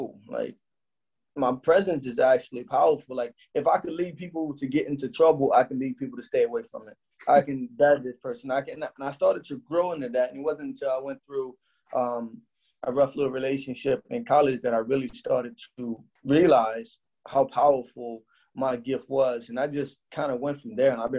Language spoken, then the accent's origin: English; United States; I'm American